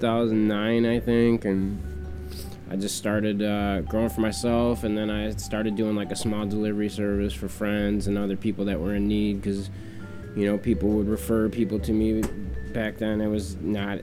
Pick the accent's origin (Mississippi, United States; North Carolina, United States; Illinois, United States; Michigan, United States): Michigan, United States; Detroit; I'm from here. I grew up here in Detroit